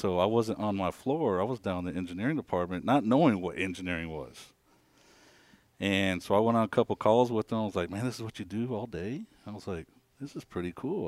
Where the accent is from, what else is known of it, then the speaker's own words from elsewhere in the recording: Kansas, United States; moved away as an adult; born and raised in Kansas, um, up north, small town